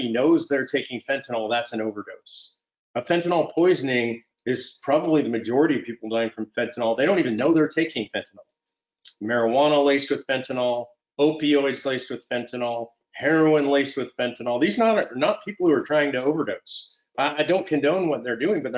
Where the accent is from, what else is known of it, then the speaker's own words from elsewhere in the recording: Texas, United States; I as a Texan and those of us in Texas